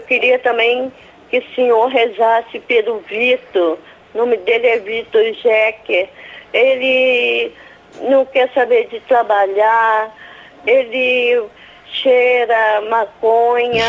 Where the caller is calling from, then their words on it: Rio de Janeiro, Brazil; Eu falo do Rio de Janeiro.